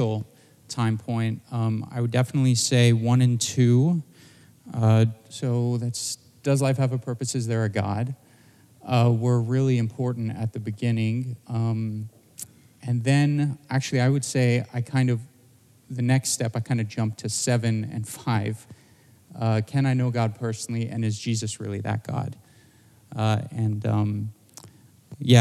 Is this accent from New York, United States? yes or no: no; Southern California, United States; moved away as an adult; also born or lived in Boston; now in San Mateo, United States; I grew up in Southern California